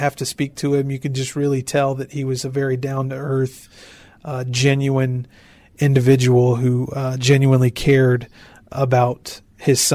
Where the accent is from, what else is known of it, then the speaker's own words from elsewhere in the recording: Natchez, Mississippi, United States; now in Memphis, United States; the corner of the state where I'm originally from Natchez, Mississippi.